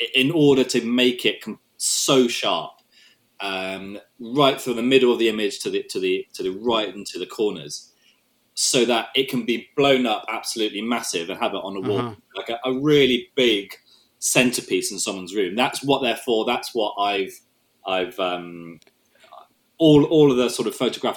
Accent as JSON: {"language": "English", "country": "Hong Kong", "tie": "born or raised there", "moved": "yes", "said": "I grew up in Hong Kong"}